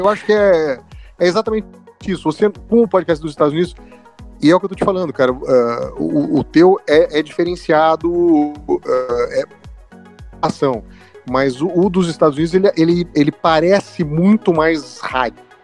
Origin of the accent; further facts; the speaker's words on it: Campinas, São Paulo, Brazil; eu sou de Campinas